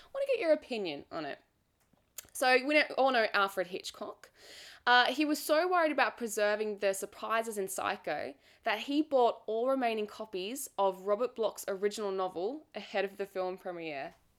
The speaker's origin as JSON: {"language": "English", "country": "Australia", "accent": "Australian", "said": "I'm Australian, so obviously my accent"}